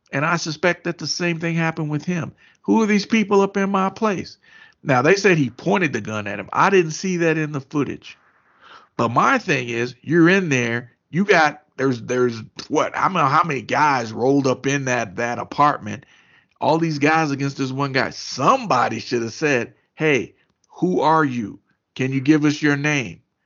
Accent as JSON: {"language": "English", "region": "Kentucky", "country": "United States", "moved": "yes", "said": "I was home in Kentucky"}